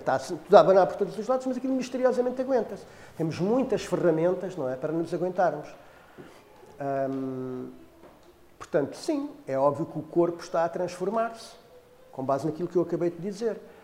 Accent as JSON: {"language": "Portuguese", "town": "Cacém", "region": "Lisbon", "country": "Portugal", "tie": "born or raised there", "said": "eu sou do Cacém"}